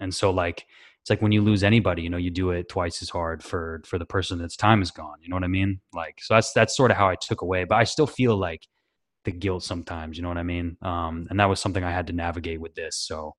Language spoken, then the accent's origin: English; Washington, United States; also born or lived in Tennessee / Connecticut; I'm originally from the West Coast, so I grew up in Washington and then bounced around.